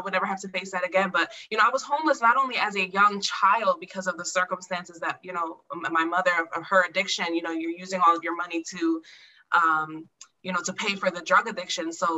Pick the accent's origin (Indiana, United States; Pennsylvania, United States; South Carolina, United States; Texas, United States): Pennsylvania, United States; Allentown; I grew up in Allentown, Pennsylvania